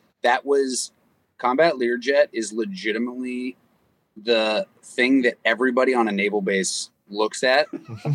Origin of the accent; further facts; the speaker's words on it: Austin, Texas, United States; I grew up in Austin, Texas